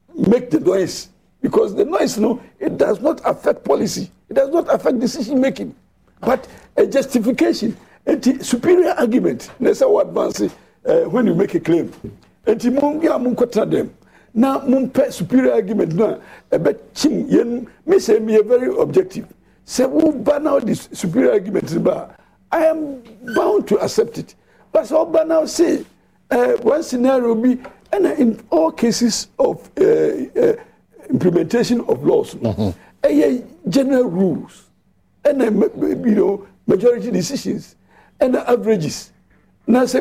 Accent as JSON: {"language": "English", "country": "Ghana", "said": "We are Ghanaian out here"}